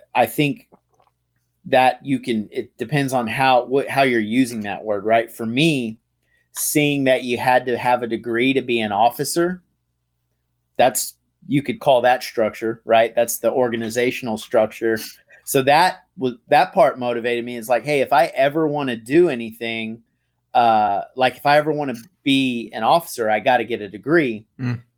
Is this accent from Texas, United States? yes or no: yes; Tyler, Texas, United States; moved away; I'm from Texas. I, I grew up in East Texas in a little town called Tyler.